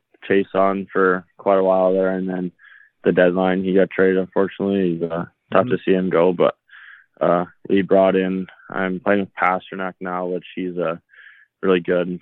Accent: Red Deer, Alberta, Canada; also born or lived in Edmonton; Growing up in Red Deer, I always watched the Rebels games

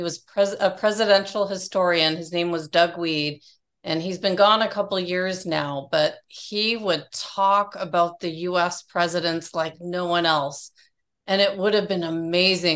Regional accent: Canada; I'm Canadian

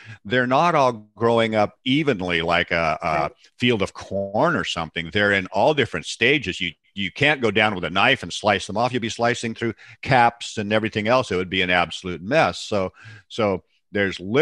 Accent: Seattle, Washington, United States; I was raised in Seattle

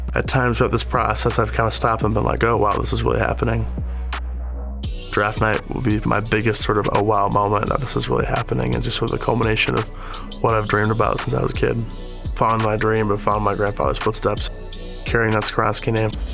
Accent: Park Ridge, Illinois, United States; I'm from Park Ridge, Illinois. Grew up a Packers fan in Chicago

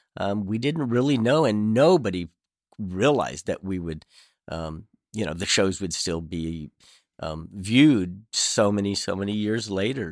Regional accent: Southern California, United States; I grew up in Southern California

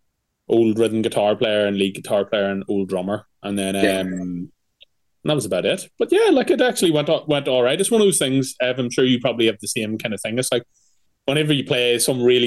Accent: Newry, Northern Ireland, United Kingdom; moved away; A country gig back in hometown. So we're originally from Newry

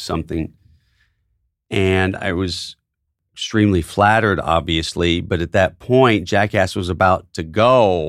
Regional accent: Tennessee, United States; moved away; my hometown newspaper

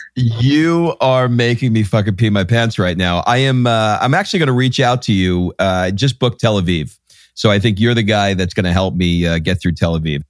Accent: New York City, New York, United States; I grew up in Queens, New York, in an area just outside of Forest Hills

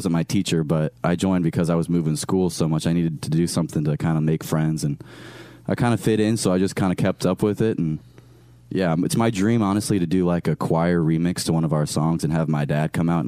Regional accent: Iowa, United States; also born or lived in Michigan / Pennsylvania; now in Wichita, United States; My family actually lives there now, but I was born and raised in Iowa. Then I lived in Michigan and Pennsylvania.

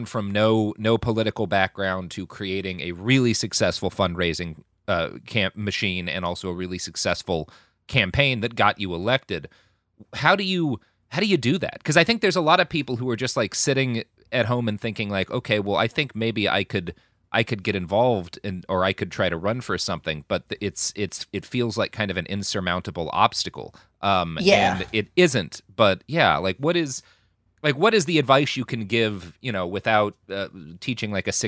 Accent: the South, United States; But I also had the experience of growing up in the South as the child of a very conservative family

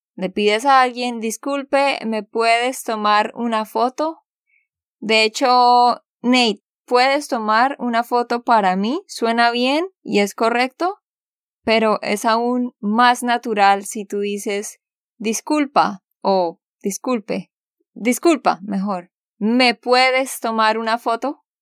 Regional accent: Santander, Colombia; de Santander, Colombia.

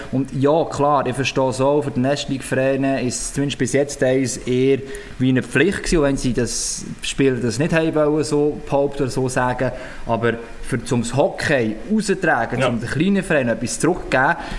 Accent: Switzerland; bei uns in der Schweiz

